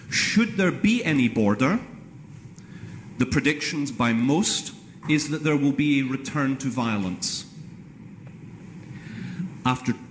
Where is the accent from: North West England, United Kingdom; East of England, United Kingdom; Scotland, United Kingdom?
Scotland, United Kingdom